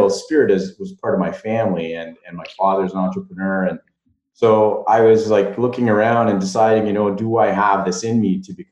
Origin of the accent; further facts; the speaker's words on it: Dubreuilville, Ontario, Canada; I come from Dubreuilville.